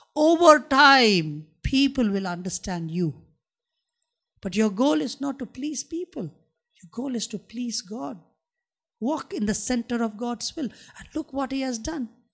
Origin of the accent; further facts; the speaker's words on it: India; I'm a Christian and I'm an Indian